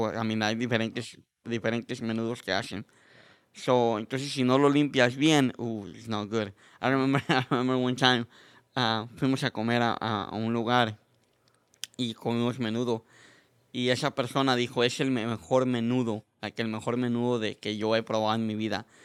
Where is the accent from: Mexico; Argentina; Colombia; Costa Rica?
Mexico; moved away; cuando llegué de México, decía, ¿por qué los mexicanos misquean el inglés con el español?